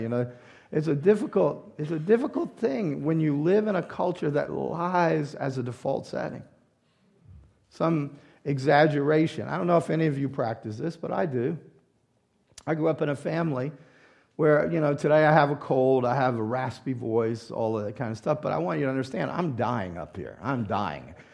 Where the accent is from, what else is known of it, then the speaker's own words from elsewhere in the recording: the South, United States; moved away; I grew up in the South, and this is our language charm